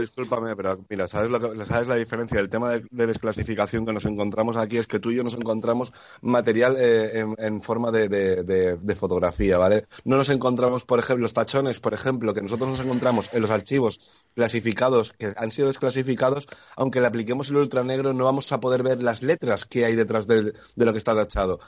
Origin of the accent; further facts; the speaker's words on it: Spain; en mi pueblo, Esteban, eh, aquí en España